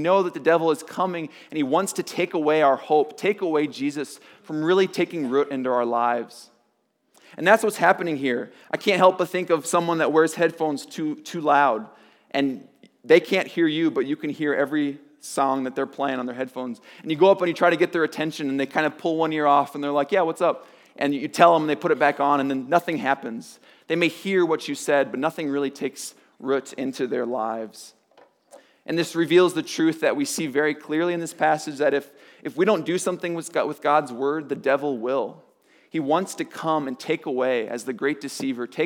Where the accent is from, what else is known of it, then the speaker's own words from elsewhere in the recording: Nebraska, United States; now in Colorado, United States; I grew up in Nebraska, and so most people would just kind of pick their favorite sport team because we didn't have pro sports.